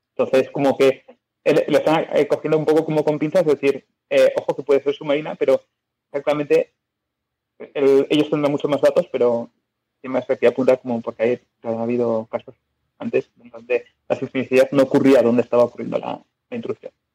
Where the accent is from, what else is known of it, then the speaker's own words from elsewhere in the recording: Biscay, Basque Country, Spain; yo soy de Vizcaya